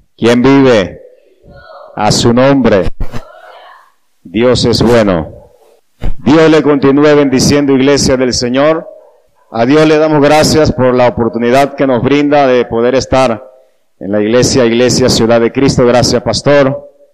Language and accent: Spanish; Panama; soy de la República de Panamá